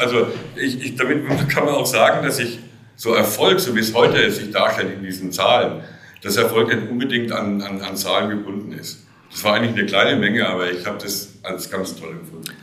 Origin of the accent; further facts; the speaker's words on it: Oberelsbach, Bavaria, Germany; Ich, ich komme aus der Rhön. Ich bin tatsächlich auch hier in Oberelsbach geboren und ich sitze hier an dem, dem Ort meiner ganz frühen Kindheit. Ich bin hier zur Schule gegangen.